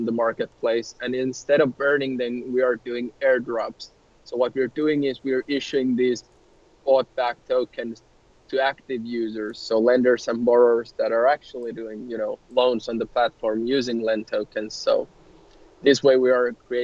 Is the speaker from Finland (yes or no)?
yes; Helsinki, Uusimaa, Finland; We're from Helsinki, Finland